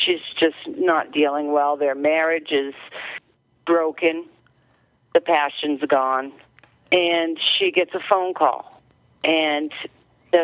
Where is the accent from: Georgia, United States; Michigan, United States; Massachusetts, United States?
Massachusetts, United States; Marblehead; moved away as an adult; also born or lived in Revere, Massachusetts / Everett, Massachusetts / Saugus, Massachusetts; now in New Hampshire, United States; I'm originally from Marblehead, which is in Massachusetts, but I've lived all over, Revere, Everett, Saugus. And then I moved to New Hampshire.